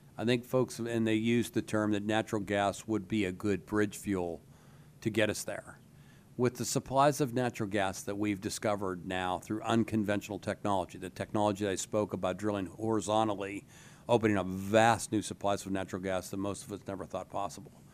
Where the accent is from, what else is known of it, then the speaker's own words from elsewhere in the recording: DuBois, Pennsylvania, United States; I grew up in Du Bois, about a hundred and forty miles north, a little bit west of, uh, Harrisburg